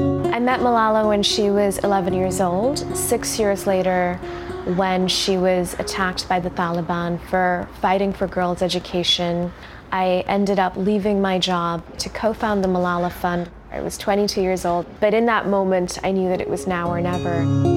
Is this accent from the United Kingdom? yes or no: no; Karachi, Sindh, Pakistan; I was born in Karachi in Pakistan.